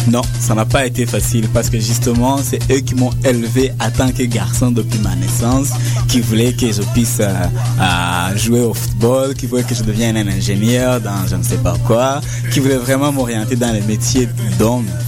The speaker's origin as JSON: {"language": "French", "country": "Rwanda", "moved": "as an adult", "lives_now": "Montreal, Canada", "said": "je suis originaire du Rwanda. Je suis élevé ici au Québec en 1998, donc ça fait 15 ans."}